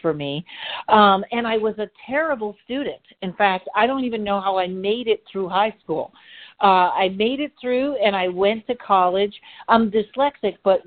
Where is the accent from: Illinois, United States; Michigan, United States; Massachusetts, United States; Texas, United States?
Massachusetts, United States; Pittsfield; now in Los Angeles, United States; I'm originally from Pittsfield, Massachusetts